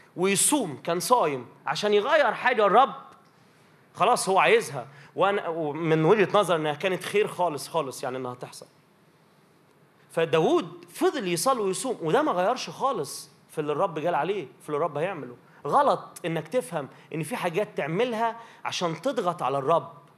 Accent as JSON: {"language": "Arabic", "town": "Minya", "region": "Minya Governorate", "country": "Egypt", "said": "عندنا في المنيا يبقى مثلا ايه في ترانيم معينه"}